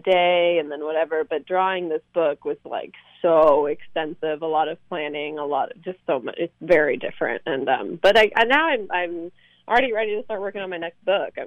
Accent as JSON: {"language": "English", "town": "Sonoma", "region": "California", "country": "United States", "tie": "born or raised there", "also_born_or_lived": "New York", "moved": "as an adult", "said": "I grew up in Northern California in Sonoma"}